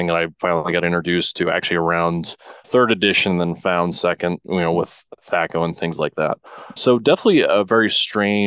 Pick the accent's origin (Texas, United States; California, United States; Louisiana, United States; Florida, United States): California, United States; Humboldt County, Northern; growing up in Northern California and just a small rural community about 300 miles south of Portland, 300 miles north of San Francisco in a place called Humboldt County